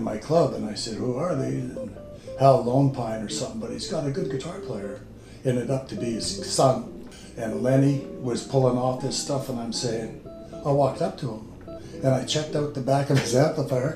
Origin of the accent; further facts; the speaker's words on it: Winnipeg, Manitoba, Canada; now in Yukon, Canada; I was born in St. Bob's Hospital east of Winnipeg. I'm a farm boy from east of town